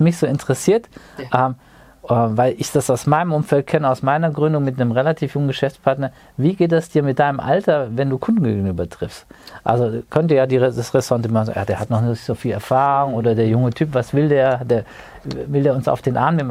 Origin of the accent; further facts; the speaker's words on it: Wiesbaden, Hesse, Germany; Wir hätten uns auch in Wiesbaden treffen können, in unserer beidigen Heimatstadt